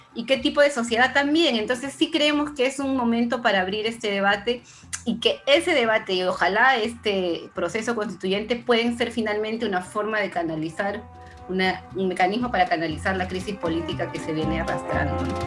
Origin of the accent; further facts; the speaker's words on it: Peru; nosotros en Perú